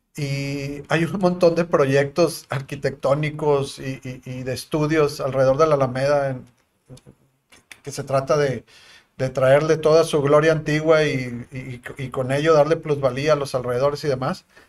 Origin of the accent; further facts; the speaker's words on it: Monterrey, Nuevo León, Mexico; como regios